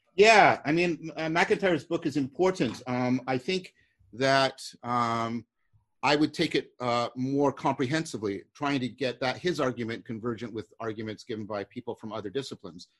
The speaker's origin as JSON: {"language": "English", "country": "Canada", "said": "I'm a Canadian"}